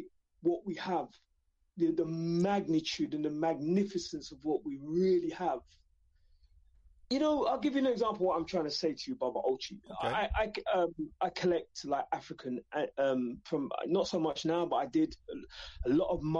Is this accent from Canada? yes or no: no; London, United Kingdom; born in England, born in the East London, my Jamaican culture, who my parents brought.